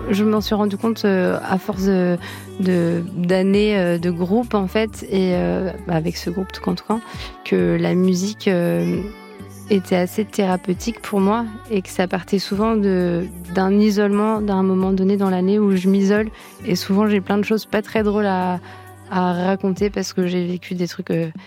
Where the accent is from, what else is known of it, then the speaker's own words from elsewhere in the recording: Centre-Val de Loire, France; quand je suis arrivée euh, à Tours, euh, dans la grande ville, parce que je viens de Loire-et-Cher, je suis venue faire euh, des études de sociologie